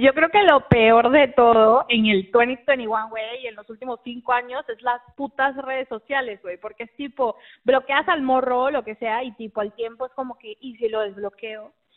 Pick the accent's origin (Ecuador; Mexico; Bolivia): Mexico; accent: a bit Mexican, a bit Argentine; also born or lived in United States; now in Argentina; yo nací en Argentina, pero prácticamente me crié en México. Eh, así que me acento a ser un poco mexicano, un poco argentino a veces